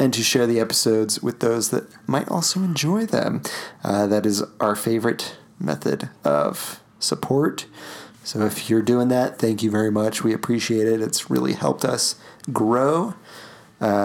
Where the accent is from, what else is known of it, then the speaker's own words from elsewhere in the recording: Utah, United States; we are from Utah